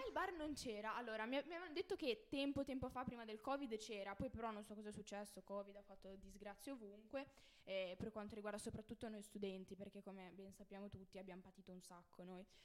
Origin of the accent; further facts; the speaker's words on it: Liguria, Italy; also born or lived in Turin; sono nata a Torino, eh, trasferita, cioè, non son proprio pura, ligure.